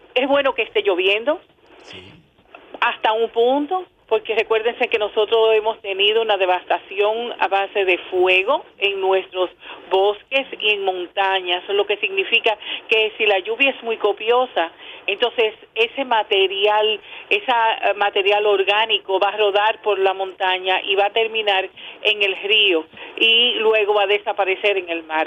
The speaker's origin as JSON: {"language": "Spanish", "country": "Dominican Republic", "said": "como dominicanos"}